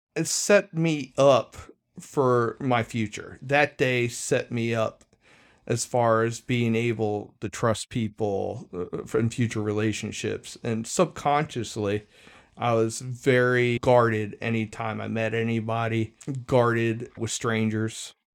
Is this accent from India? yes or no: no; Arlington, Virginia, United States; I spent the first twelve years of my life in Arlington County